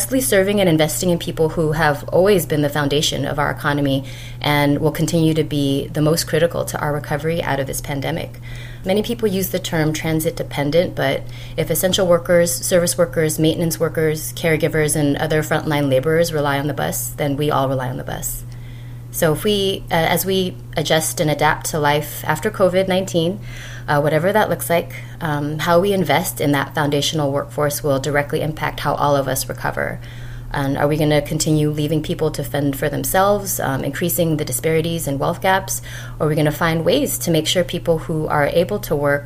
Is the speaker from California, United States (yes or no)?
yes; Los Angeles, California, United States; moved away as an adult; also born or lived in Bay Area / New York; growing up in Los Angeles